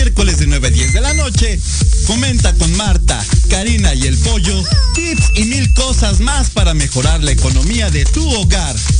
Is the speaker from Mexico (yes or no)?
yes; Mexico; como sociedad mexicana